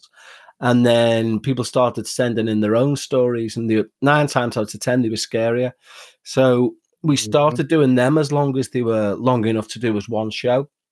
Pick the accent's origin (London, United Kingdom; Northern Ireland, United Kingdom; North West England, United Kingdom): North West England, United Kingdom; Liverpool; I'm from Liverpool in England, and this is my mm-hmm. natural accent